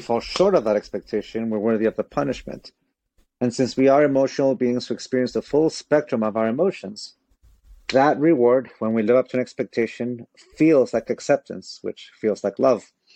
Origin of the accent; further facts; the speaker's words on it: San Diego, California, United States; also born or lived in Tijuana, Mexico; I was born in San Diego, California